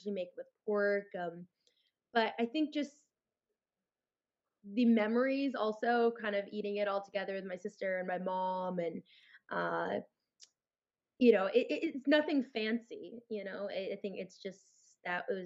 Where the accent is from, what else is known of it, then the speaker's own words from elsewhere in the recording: Los Angeles, California, United States; growing up in Los Angeles